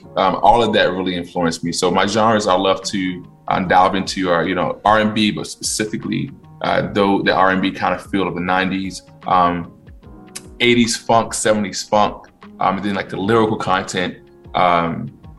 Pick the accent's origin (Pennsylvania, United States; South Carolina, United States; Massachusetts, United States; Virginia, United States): Virginia, United States; moved away; I am from Virginia, born and raised or raised in Virginia as a kid. Out in the country, though, like boonies.